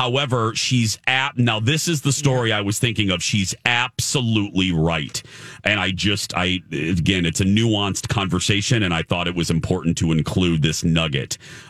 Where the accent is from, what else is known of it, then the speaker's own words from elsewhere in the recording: Indiana, United States; moved away; my home state of Indiana.